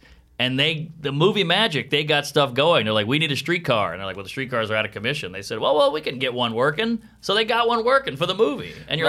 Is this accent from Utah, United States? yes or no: no; New Orleans, Louisiana, United States; moved away as an adult; also born or lived in Baton Rouge; I grew up in New Orleans.